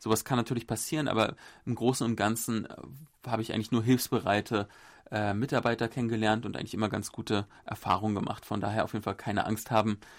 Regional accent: Berlin, Germany; now in South Korea; Vielleicht auch ein Sonderfall, ich komme ja aus Berlin.

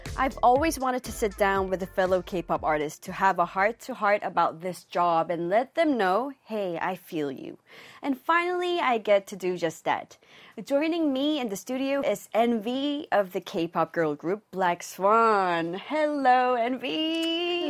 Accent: Hong Kong; moved away; I grew up in Hong Kong.

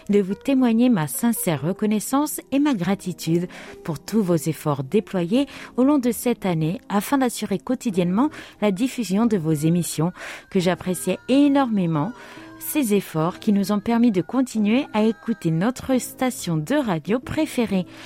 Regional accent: Metz, Grand Est, France; alors que le marché de Noël de Metz, ma ville natale, présentait des pavillons étrangers, canadiens, russes, etc.

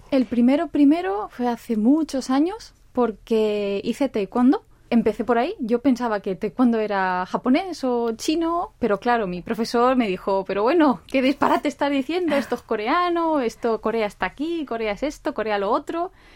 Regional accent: Spain; now in South Korea; yo soy de España

